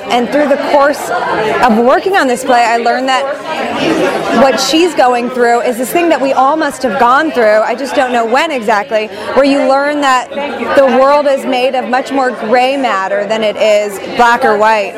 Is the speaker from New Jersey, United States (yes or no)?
no; Los Angeles, California, United States; also born or lived in Israel / New York; I was born in Israel. I moved to the States when I was 3. My parents are Soviet immigrants, so we moved to Los Angeles when I was 3 years old. That's where I was raised.